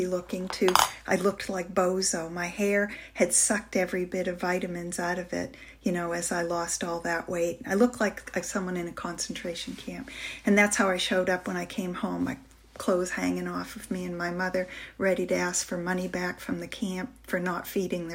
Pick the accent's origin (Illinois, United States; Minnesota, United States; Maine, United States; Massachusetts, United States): Maine, United States; northern; I grew up in a big house hold here in northern Maine, where I'm speaking from right now in my hometown